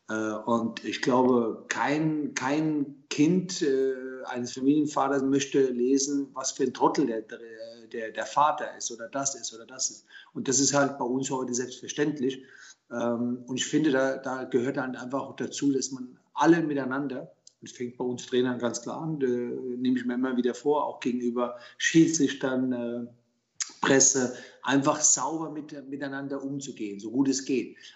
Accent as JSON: {"language": "German", "country": "Germany", "tie": "born there", "said": "Mein, mein, Herkunftsland ist Italien, meine Eltern kamen aus Italien, äh, ich bin in Deutschland geboren."}